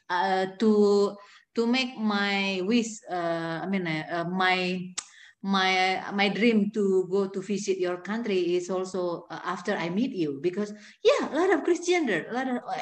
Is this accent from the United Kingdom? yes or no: no; Indonesia; English is a second language; in Indonesia, we have a lot of missionaries from